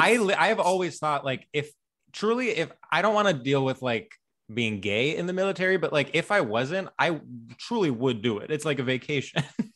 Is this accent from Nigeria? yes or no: no; Greece; also born or lived in New Jersey, United States; Well, so we moved back and forth when I was young. And when we lived here, we lived in New Jersey. But then most of my life, I was in Greece.